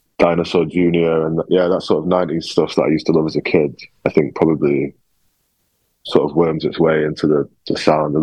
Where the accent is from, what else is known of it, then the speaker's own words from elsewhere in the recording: Sheffield, Yorkshire and the Humber, United Kingdom; also born or lived in Liverpool; now in London, United Kingdom; Sheffield, my hometown